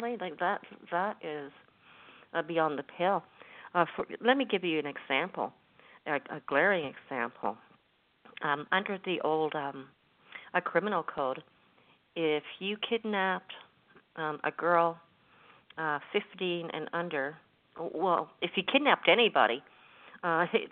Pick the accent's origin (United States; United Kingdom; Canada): Canada; I'm speaking as a Canadian